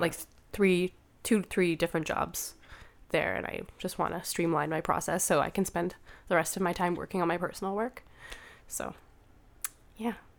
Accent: Canada; I'm a photographer from Canada, a queer photographer from Canada

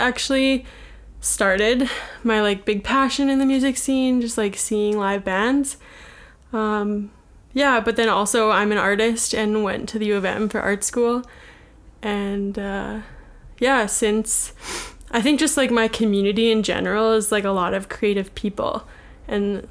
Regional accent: Winnipeg, Manitoba, Canada; I'm from Winnipeg

